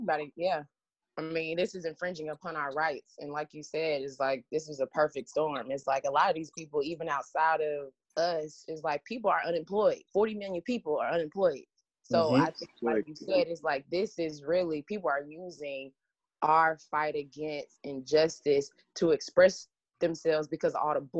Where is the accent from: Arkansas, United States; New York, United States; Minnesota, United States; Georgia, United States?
Georgia, United States; Atlanta; I'm from Atlanta.